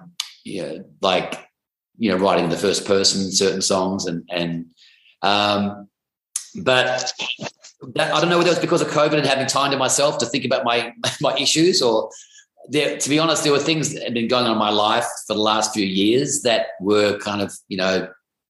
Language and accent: English; Perth, Western Australia, Australia; now in Sydney, Australia; I come from Perth, Western Australia, which is about, you know, 2,500 miles away from where I live here in Sydney.